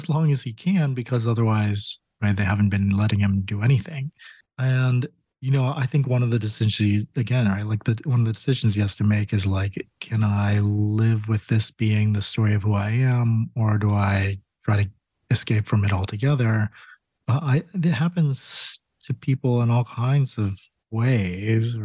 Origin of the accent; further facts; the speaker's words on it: Connecticut, United States; moved away; I grew up in Connecticut